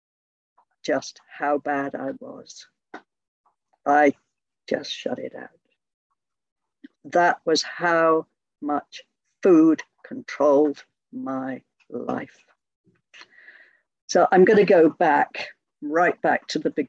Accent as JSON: {"language": "English", "town": "Hereford", "region": "West Midlands", "country": "United Kingdom", "said": "I'm from Hereford in the UK. And for those of you that don't know, Hereford is right over on the west of England, almost bang slap on the Welsh border"}